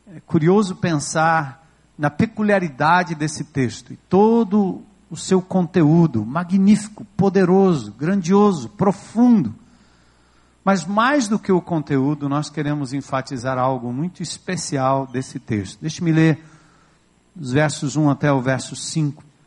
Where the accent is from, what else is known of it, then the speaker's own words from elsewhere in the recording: São Paulo, Brazil; now in Fortaleza, Brazil; Sou natural de São Paulo, estou há 30 anos em Fortaleza